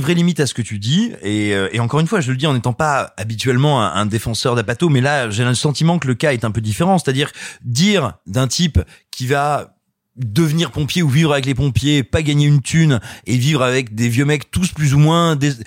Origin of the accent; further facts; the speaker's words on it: Clermont-Ferrand, Auvergne-Rhône-Alpes, France; J'ai grandi à Clermont-Ferrand